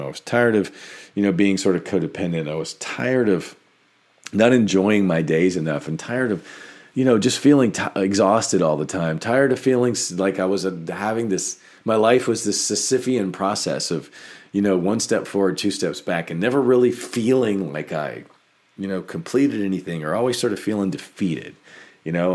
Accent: United States; we grew up in America

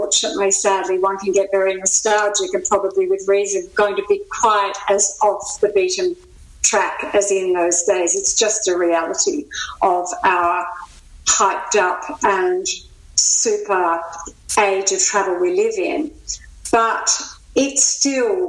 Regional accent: Tasmania, Australia; I'm from Tassie. I'm an islander

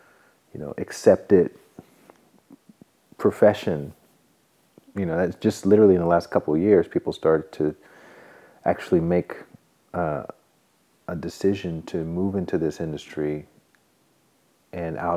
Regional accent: Alabama, United States; now in Santa Monica, United States; I'm from Alabama

